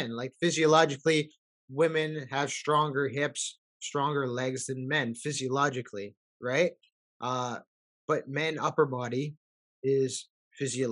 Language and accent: English; Canada; I was born and raised here from immigrant parents